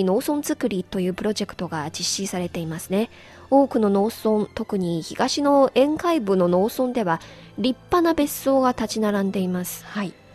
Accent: Kunming, Yunnan, China; now in Beijing, China; 私のふるさとはね中国の南の都市昆明です、うんうん、雲南省の昆明です

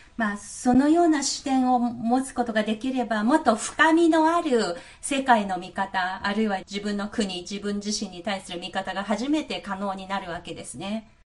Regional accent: China; 私たち中国人

